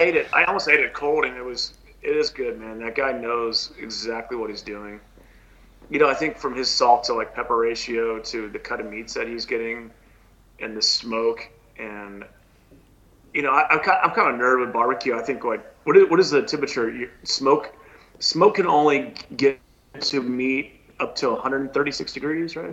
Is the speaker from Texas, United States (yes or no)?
yes; Houston, Texas, United States; moved away as an adult; also born or lived in Los Angeles / New York; growing up in Houston, there was a lot of there was you know I went to Stratford High School in Houston